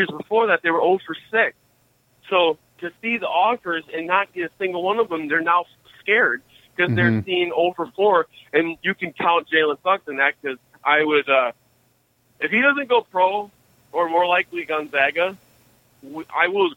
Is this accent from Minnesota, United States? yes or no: yes; Austin, Minnesota, United States; moved away as an adult; I'm not from the Twin Cities. I'm from Austin